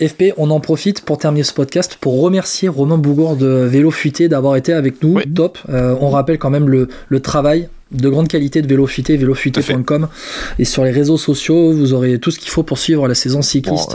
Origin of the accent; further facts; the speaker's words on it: France; on est français